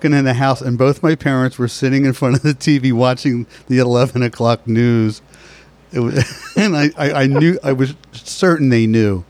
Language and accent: English; Philadelphia, Pennsylvania, United States; moved away as an adult; also born or lived in Santa Monica, California; now in Philadelphia, United States; I left Philadelphia in 1977 to become a singing waiter in Santa Monica, at 9th and Wilshire.